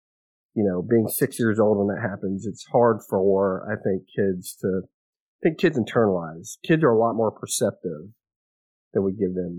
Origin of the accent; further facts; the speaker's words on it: Kerrville, Texas, United States; also born or lived in Alabama / Louisiana; So I was born in Kerrville. That was the closest hospital. Moved, I guess, as a little kid, you know, I don't remember this, but moved around between Alabama and Louisiana and then back to Texas.